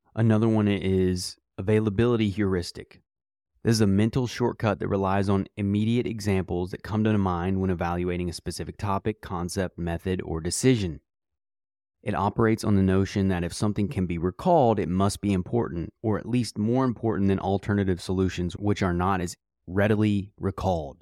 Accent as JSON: {"language": "English", "country": "United States", "said": "as an American"}